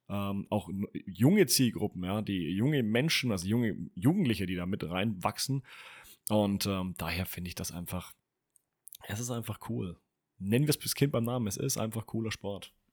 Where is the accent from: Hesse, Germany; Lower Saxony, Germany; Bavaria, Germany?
Bavaria, Germany; Franconia; Ich bin selber Franke, ja, es war ein Fauxpas, Entschuldigung. Äh, ich komme aus Franken